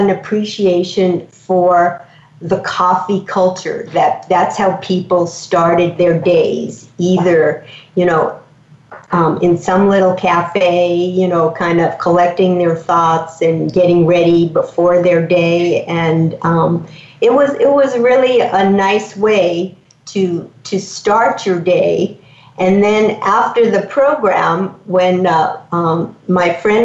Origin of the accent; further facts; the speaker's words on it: New York City, New York, United States; moved away; also born or lived in Hudson Valley; New York City, I grew up on Staten Island